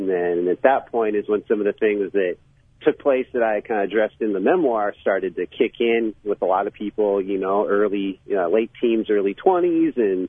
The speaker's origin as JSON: {"language": "English", "town": "Bellingham", "region": "Washington", "country": "United States", "tie": "born or raised there", "said": "I grew up in Washington State, so I grew up on the West Coast there in a town called Bellingham, which is kind of in between Seattle and Vancouver. So I had opportunities growing up kind of to hit the city when I needed"}